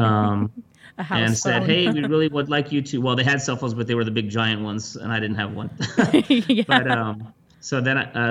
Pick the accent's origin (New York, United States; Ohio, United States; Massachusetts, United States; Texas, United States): Texas, United States; San Antonio; I love my city so much